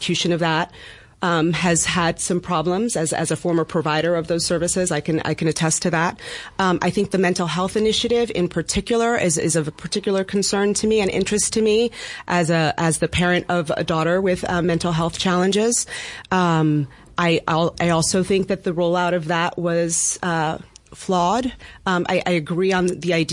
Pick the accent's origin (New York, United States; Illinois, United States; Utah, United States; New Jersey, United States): New York, United States; New York City; I am a native resident of Bed-Stuy